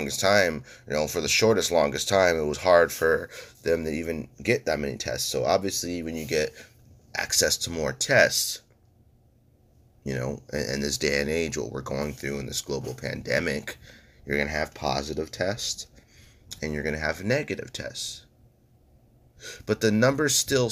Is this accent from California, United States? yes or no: yes; California, United States; I'm strictly a Californian